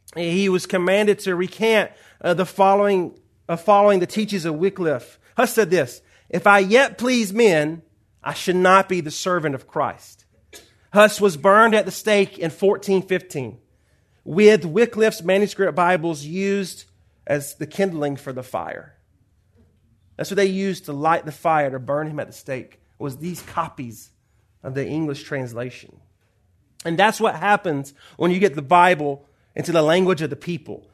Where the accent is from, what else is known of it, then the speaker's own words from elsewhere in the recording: Georgia, United States; moved away as an adult; now in Los Angeles, United States; you may hear the accent. I'm not from Los Angeles. Uh, born and raised in Georgia.